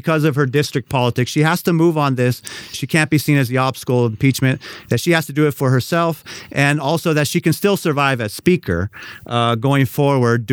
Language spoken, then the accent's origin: English; San Francisco, California, United States; moved away; I'm from San Francisco